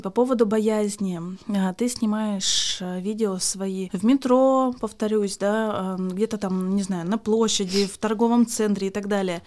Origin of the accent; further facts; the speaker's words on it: Yekaterinburg, Sverdlovsk Oblast, Russia; Я из Екатеринбурга